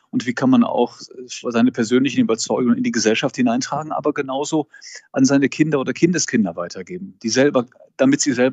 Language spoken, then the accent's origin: German; Cologne, North Rhine-Westphalia, Germany; Also, ähm, Sie wissen, ich stamme aus Köln. Ich wünsche viel in der Kirche ähm, mehr rheinischer Gelassenheit.